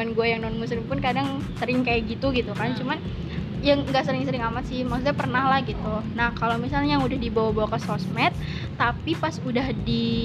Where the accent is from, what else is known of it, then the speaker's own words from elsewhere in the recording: West Java, Indonesia; accent: Sundanese; ya aksen Sunda gua keluar ya